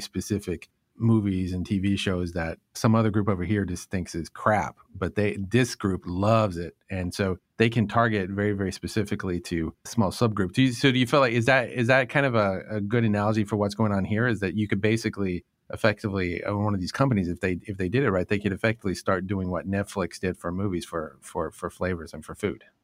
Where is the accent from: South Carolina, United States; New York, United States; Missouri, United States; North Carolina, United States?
North Carolina, United States; moved away as an adult; also born or lived in Northeast United States; I grew up in North Carolina